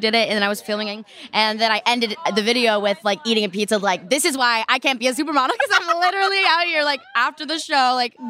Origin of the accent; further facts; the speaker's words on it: Texas, United States; now in California, United States; I'm from Texas.